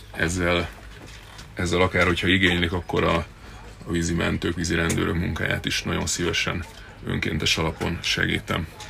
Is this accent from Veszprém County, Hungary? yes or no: yes; Balatonfüred, Veszprém County, Hungary; tősgyökeres balatoni születésű srác vagyok. A szüleim háza ma is van eh, néhány méterre a, a víztől található. Én itt, itt nőttem föl